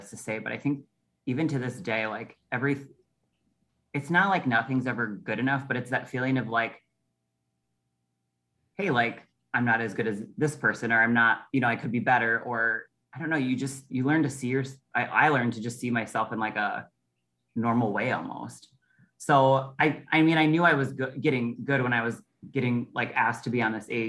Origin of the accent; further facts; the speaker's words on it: Prior Lake, Minnesota, United States; I grew up in Prior Lake